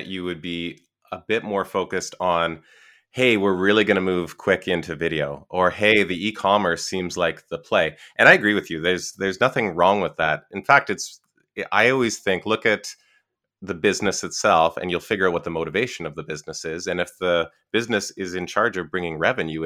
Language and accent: English; Canada; I'm Canadian